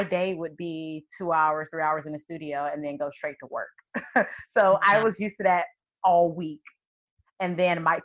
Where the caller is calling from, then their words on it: St. Louis, Missouri, United States; I'm calling from St. Louis, Missouri